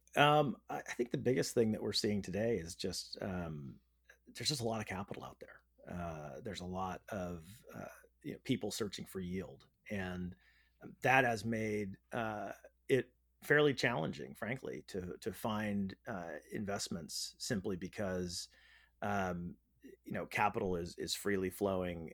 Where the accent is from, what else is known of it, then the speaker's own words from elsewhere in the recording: Northern California, United States; I grew up in Northern California